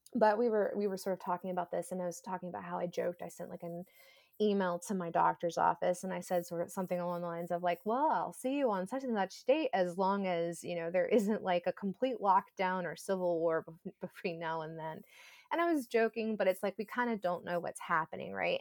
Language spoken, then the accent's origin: English; Georgia, United States; moved away; I grew up in Georgia